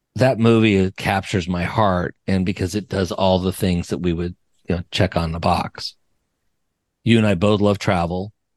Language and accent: English; Wyoming, Colorado, Rocky Mountains, United States; I'm from the Rocky